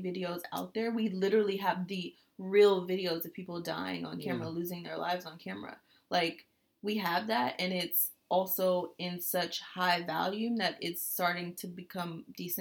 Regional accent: United States; as an American

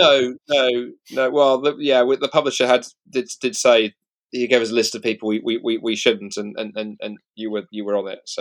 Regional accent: United Kingdom; British Christians

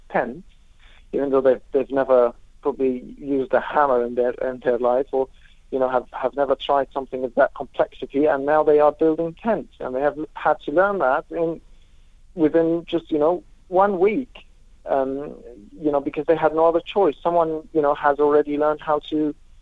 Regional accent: Lebanon; also born or lived in Syria; now in Jordan; I'm originally from Lebanon. I lived in Lebanon. I lived in Syria. I'm currently in Jordan

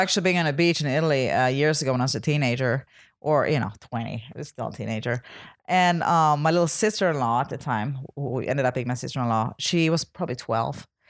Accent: Sweden; moved away as an adult; I was born and raised in Sweden

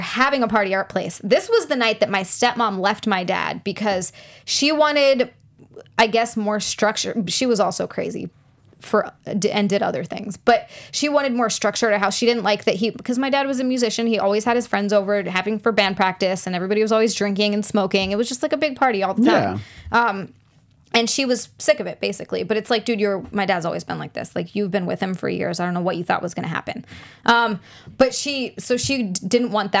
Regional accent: Hawaii, United States; I grew up in Hawaii where, like, oh, there's either a bunch of Asian or, like, Pacific Islander

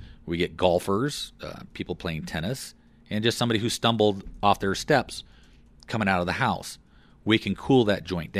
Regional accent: Fort Collins, Colorado, United States; I grew up in Colorado. I grew up in Fort Collins. My parents moved us to Fort Collins in 1968.

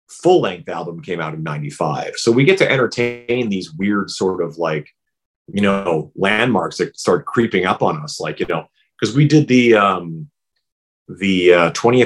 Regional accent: Saskatchewan, Canada; moved away; also born or lived in Vancouver; growing up in Saskatchewan

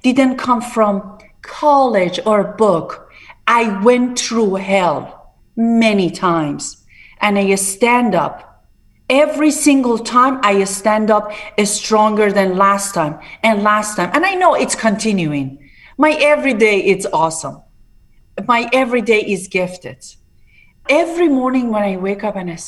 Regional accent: Tehran, Tehran Province, Iran; English is a second language; moved away as an adult; now in Palm Beach, United States; I was born in a very downtown in Tehran, very Bache Junub Shahr

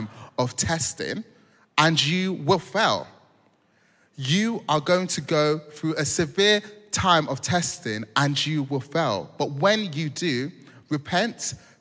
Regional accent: London, United Kingdom; I'm from South London

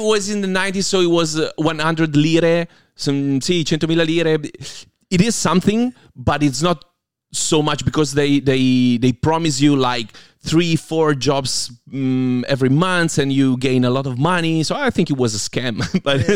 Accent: Piedmont, Italy; I grew up in a tiny, tiny city in Piemonte, which is oh. actually in the intersection between Piemonte and Lombardia

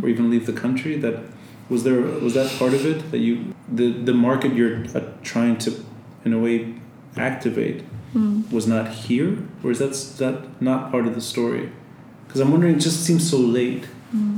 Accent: Tripoli, North Governorate, Lebanon; someone who's originally from Tripoli.

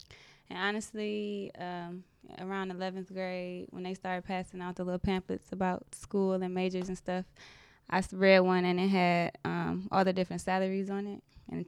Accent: Southfield, Michigan, United States; I'm from Southfield. Southfield? Yep. Grew up on 9 Mile.

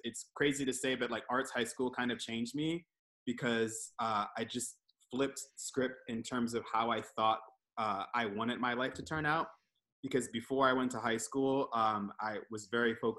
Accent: Towson, Maryland, United States; now in Philadelphia, United States; I am from Maryland. I grew up in Towson

